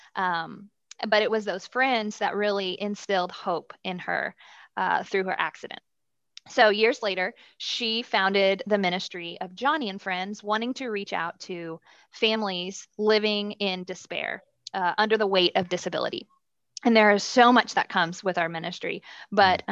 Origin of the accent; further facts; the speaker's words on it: Dallas, Texas, United States; Born and raised in Dallas, uh, under great Christian parents